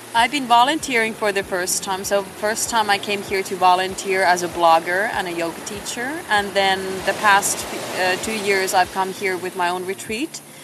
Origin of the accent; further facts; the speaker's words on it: Finland; moved away as an adult; also born or lived in Shanghai, China; now in Puerto Jimenez, Costa Rica; I was born in Finland, and that's what my passport still says. Um, so I was born and raised there by the Russian border